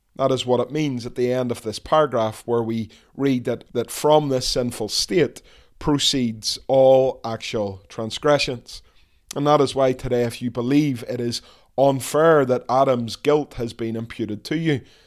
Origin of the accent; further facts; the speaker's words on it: Dundonald, Northern Ireland, United Kingdom; I was born in the Ulster Hospital back in nineteen seventy-nine